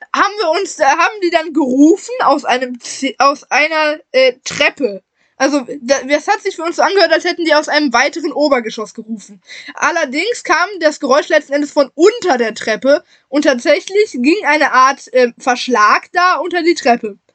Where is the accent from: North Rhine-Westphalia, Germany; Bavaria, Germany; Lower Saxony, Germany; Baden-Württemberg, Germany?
North Rhine-Westphalia, Germany; Wuppertal; hier bei uns zu Hause, in der Heimatstadt